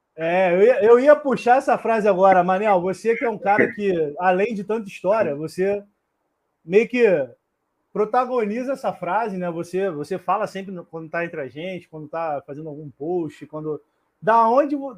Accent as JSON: {"language": "Portuguese", "region": "Rio de Janeiro", "country": "Brazil", "said": "eu sou do Rio"}